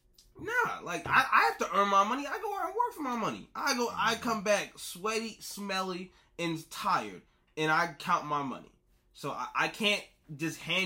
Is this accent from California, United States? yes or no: no; Atlanta, Georgia, United States; I'm just from Atlanta